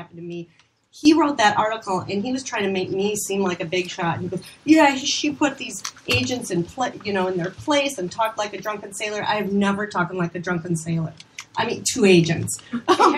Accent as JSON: {"language": "English", "region": "Minnesota", "country": "United States", "moved": "as an adult", "lives_now": "Los Angeles, United States", "said": "I'm here from Minnesota, and I'm working on a real TV show"}